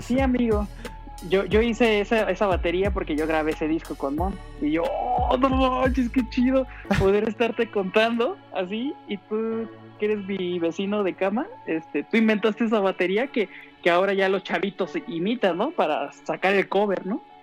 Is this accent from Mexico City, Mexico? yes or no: yes; Mexico City, Mexico; yo soy de Iztapalapa para el mundo